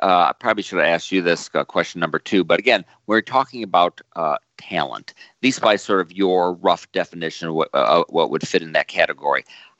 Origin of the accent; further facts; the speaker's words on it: United States; as an American